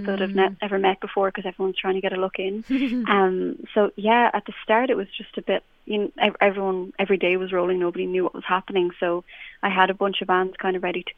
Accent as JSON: {"language": "English", "area": "Clare", "region": "Munster", "country": "Ireland", "tie": "born or raised there", "also_born_or_lived": "Terenure, Dublin", "moved": "as an adult", "lives_now": "Dublin, Ireland", "said": "I'm from Clare and I'm from the countryside, and everyone kind of played music"}